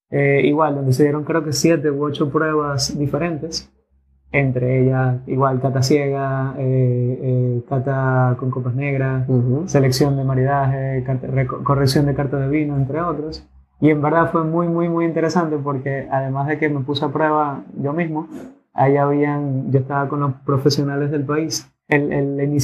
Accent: Dominican Republic; primero de representada dominicana, que es mi tierra también

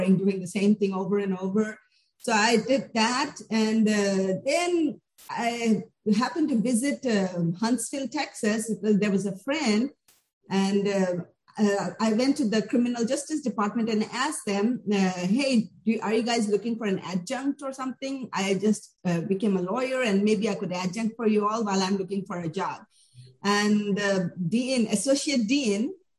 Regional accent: India; moved away as an adult; also born or lived in New Delhi; now in United States; I come from India.

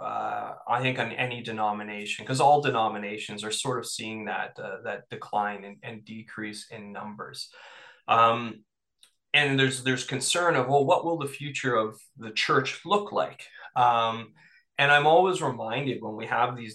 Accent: Toronto, Ontario, Canada; born or raised there; now in Northumberland County, Canada

